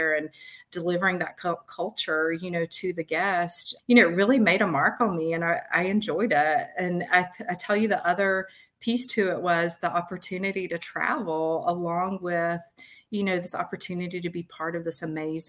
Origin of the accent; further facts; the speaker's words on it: the South, United States; as a young woman who was kind of born and raised in the South